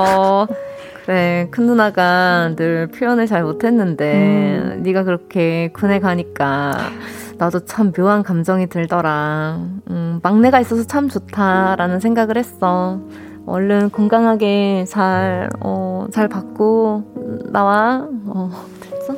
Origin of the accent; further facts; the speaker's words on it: Busan, South Korea; accent: Busan dialect; 제가 부산 사람인데도